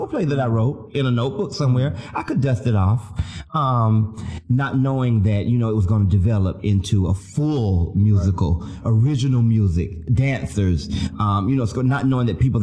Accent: the South, United States; I'm from the South. I'm from the poor South

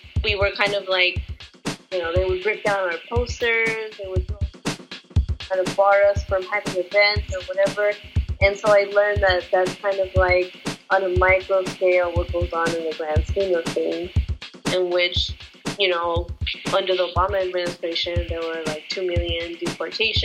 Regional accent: Los Angeles, California, United States; Born and raised in Los Angeles.

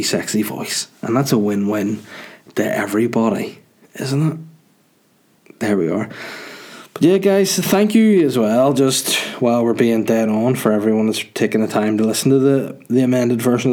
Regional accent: Holywood, Northern Ireland, United Kingdom; Hollywood, County Down, my hometown

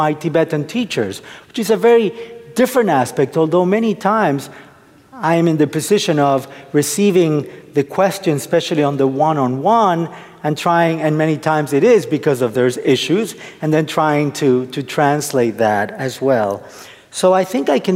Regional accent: Argentina; now in United States; I'm originally from Argentina.

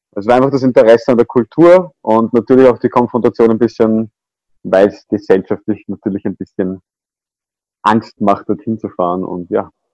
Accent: Vienna, Austria; ich bin aufgewachsen in Wien

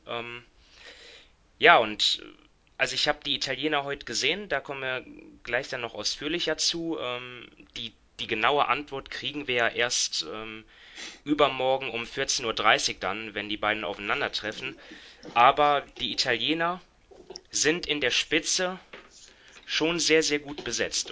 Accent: Germany; wir als Deutsche

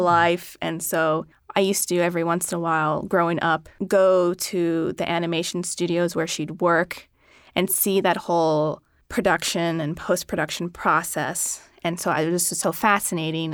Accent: Philadelphia, Pennsylvania, United States; I grew up in Philadelphia

